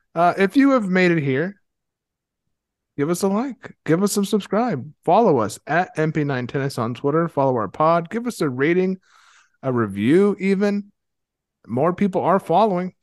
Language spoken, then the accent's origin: English; Ohio, United States; moved away; I'm from Ohio originally